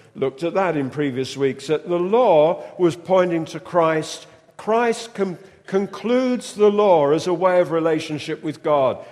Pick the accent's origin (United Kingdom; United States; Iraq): United Kingdom; we're British